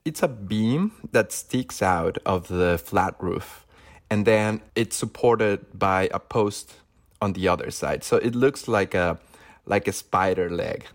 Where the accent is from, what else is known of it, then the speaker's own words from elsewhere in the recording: Zacatecas, Mexico; moved away as an adult; now in Los Angeles, United States; I grew up in Zacatecas, which is World Heritage City by UNESCO.